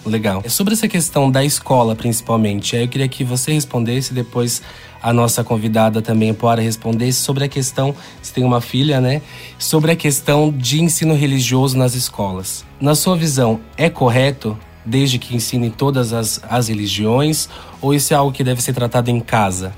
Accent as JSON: {"language": "Portuguese", "town": "Valinhos", "region": "São Paulo", "country": "Brazil", "tie": "born or raised there", "said": "Sou nascido em Valinhos"}